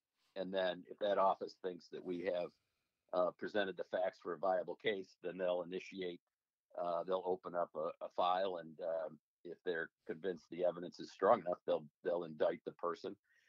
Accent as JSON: {"language": "English", "town": "Beverly Hills", "region": "Michigan", "country": "United States", "tie": "born or raised there", "said": "So I grew up in Oakland County, a little village, Beverly Hills, between Birmingham and Southfield."}